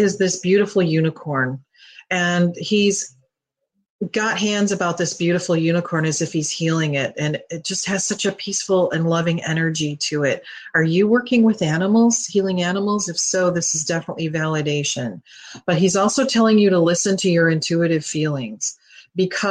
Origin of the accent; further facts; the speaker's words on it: Detroit, Michigan, United States; I'm from Michigan. I'm from Detroit, actually